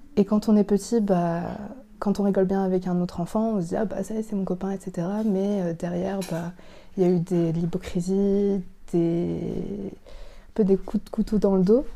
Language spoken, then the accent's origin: French; France; Je suis vietnamienne, cambodgienne et française